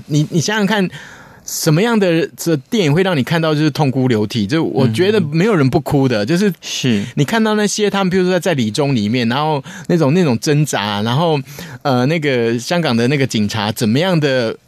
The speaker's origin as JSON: {"language": "Chinese", "country": "Taiwan", "said": "我作为我台湾人"}